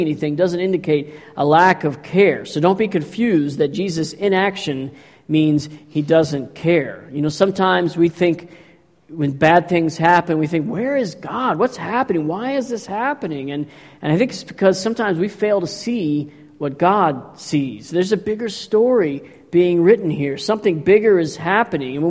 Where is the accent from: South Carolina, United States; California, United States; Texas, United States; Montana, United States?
Texas, United States; I grew up in Texas.